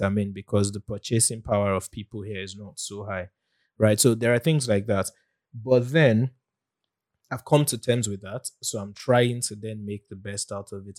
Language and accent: English; Nigeria; as a Nigerian